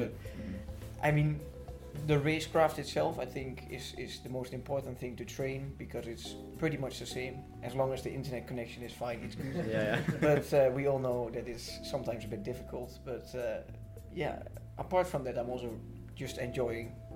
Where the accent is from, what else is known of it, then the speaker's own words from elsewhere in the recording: Netherlands; also born or lived in Almelo; from the Netherlands